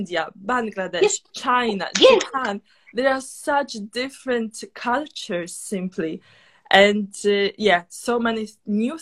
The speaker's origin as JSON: {"language": "English", "country": "Poland", "moved": "yes", "lives_now": "London, United Kingdom", "said": "I myself, I'm from Poland"}